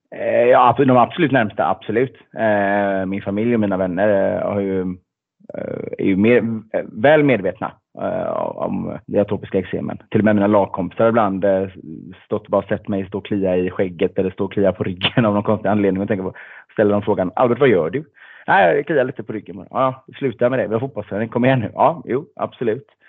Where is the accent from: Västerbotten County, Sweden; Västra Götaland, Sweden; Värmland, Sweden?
Västra Götaland, Sweden; Gothenburg; född och uppvuxen i Göteborg